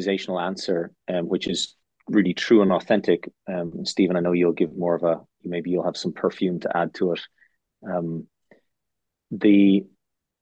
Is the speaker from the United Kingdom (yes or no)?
no; Ireland; moved away; I also went to a K through 12 school in Ireland